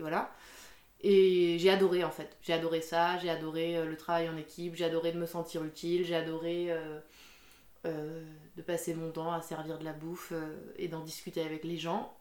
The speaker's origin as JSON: {"language": "French", "area": "Alsace", "region": "Grand Est", "country": "France", "tie": "born or raised there", "moved": "yes", "lives_now": "Dijon, France", "said": "je suis née en Alsace. J'ai grandi en Alsace."}